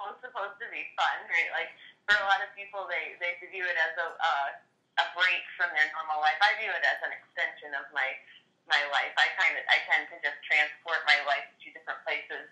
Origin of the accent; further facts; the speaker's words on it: Michigan, United States; I'm from Michigan, so it's right next door